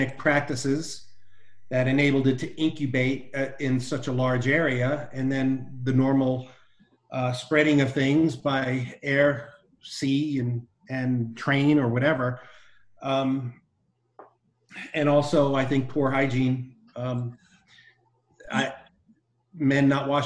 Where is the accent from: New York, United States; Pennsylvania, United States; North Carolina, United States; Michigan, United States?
New York, United States; New York City; moved away; also born or lived in New Jersey / Arizona; growing up in New York City in the 60s, and we moved to New Jersey in the early 72, but it's still Metro New York